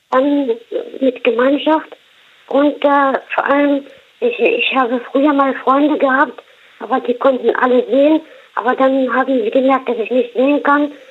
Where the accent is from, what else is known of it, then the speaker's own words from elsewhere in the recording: Morocco; Äh, verschiedene. Ich komme aus Marokko.